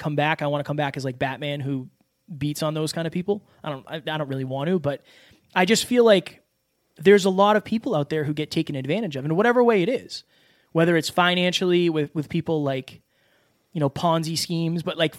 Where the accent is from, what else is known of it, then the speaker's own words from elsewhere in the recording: Louisiana, United States; I'm from Louisiana, this small town, like, you know, not meant to be anything.